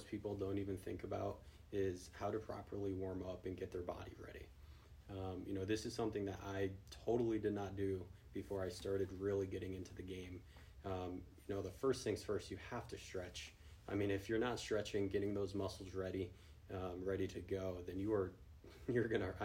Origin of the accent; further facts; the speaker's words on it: Newington, Connecticut, United States; I was born and raised here locally in Connecticut, from Newington